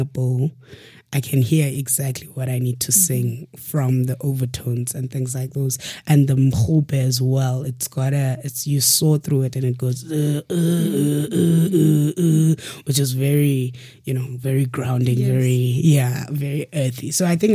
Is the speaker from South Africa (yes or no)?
yes; South Africa; also born or lived in Eastern Cape, South Africa / Cape Town, South Africa; I grew up partially in the rural areas of Eastern Cape and partially in the urban city of Cape Town, in the township of Gugulethu